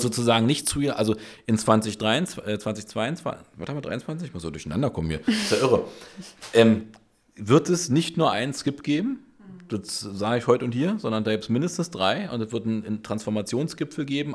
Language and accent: German; Berlin, Germany; ich bin Berliner, Urberliner, ich habe Berlin erfunden